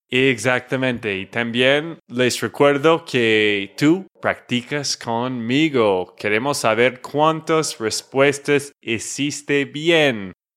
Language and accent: Spanish; Texas, United States; de Texas, Estados Unidos